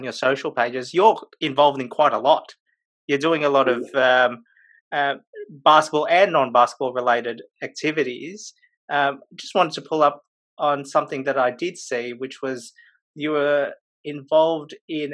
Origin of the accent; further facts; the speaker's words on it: Blacktown, New South Wales, Australia; Me and RJ, we grew up in Blacktown